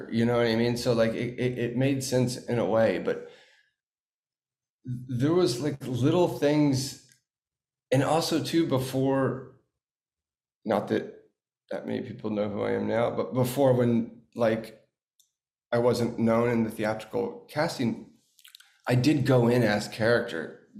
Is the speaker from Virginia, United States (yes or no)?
no; Watertown, Massachusetts, United States; born there; I'm from Boston. You know what I mean? I was born in Watertown.